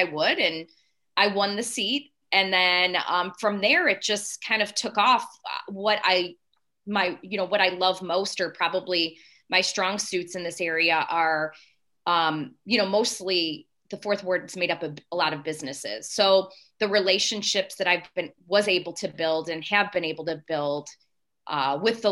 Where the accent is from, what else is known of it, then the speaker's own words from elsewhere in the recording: the South suburbs, Illinois, United States; moved away as an adult; now in St. Charles, United States; I grew up in the South suburbs, and that's where my entire family's from